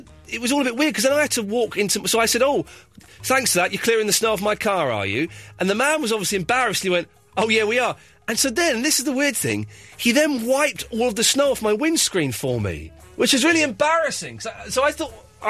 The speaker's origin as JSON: {"language": "English", "country": "United Kingdom", "said": "I'm a British gentleman. Why would I want to watch that American tosh?"}